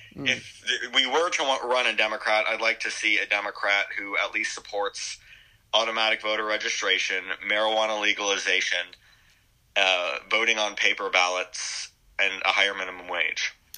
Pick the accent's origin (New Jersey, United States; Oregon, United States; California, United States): California, United States; Berkeley; I live in California. I'm from Berkeley